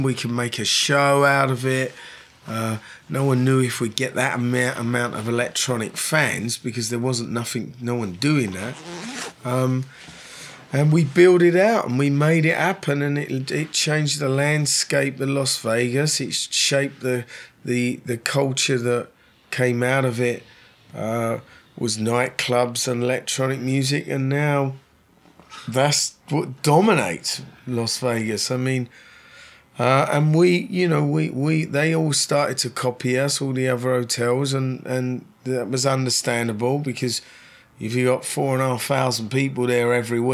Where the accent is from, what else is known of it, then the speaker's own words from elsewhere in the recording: London, United Kingdom; moved away as an adult; now in Los Angeles, United States; I was born in London, I'd certainly say, you know, I feel that I'll be here for the rest of my life